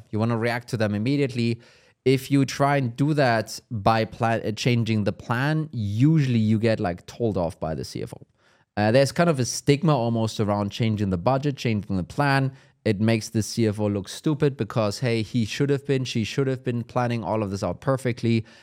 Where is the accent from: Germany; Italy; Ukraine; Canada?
Germany; English is a second language; I'm from Germany.